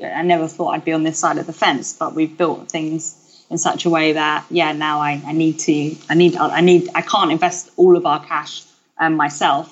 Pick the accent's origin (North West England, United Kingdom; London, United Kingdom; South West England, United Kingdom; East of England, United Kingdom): London, United Kingdom; I grew up in South East London